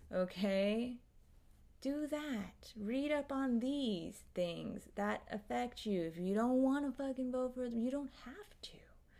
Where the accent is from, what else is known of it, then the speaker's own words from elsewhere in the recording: United Kingdom; I am a British person living... okay, no worries. Living in London